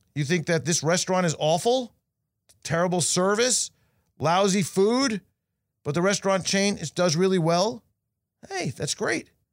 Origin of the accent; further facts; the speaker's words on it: New York, United States; being a New Yorker